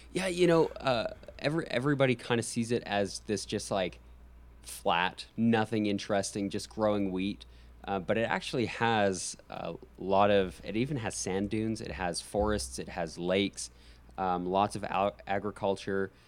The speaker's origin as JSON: {"language": "English", "town": "Calgary", "region": "Alberta", "country": "Canada", "tie": "born or raised there", "moved": "yes", "lives_now": "United States", "said": "I love my hometown. I just say the Calgary Flames"}